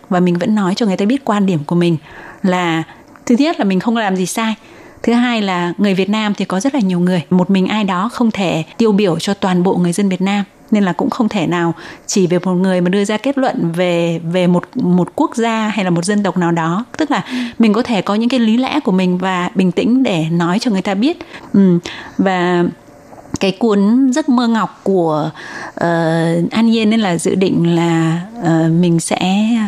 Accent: Vietnam; now in Taiwan; những người Việt sống ở Đài Loan

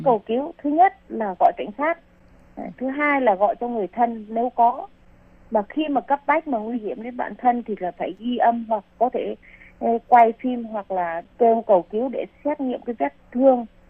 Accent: Vietnam; moved away as an adult; now in Taiwan; chị em Việt Nam mình sang đây lấy chồng hoặc là đi làm

